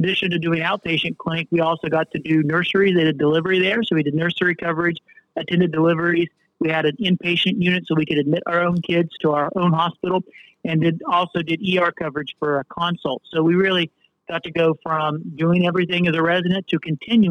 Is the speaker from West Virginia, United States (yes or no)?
yes; Wayne County, West Virginia, United States; now in Charleston, United States; So born and raised in West Virginia. Actually, I came from a more rural area of Wayne County in West Virginia.